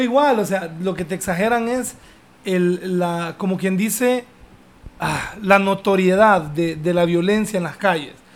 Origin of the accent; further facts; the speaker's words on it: Honduras; also born or lived in London; yo vengo de Honduras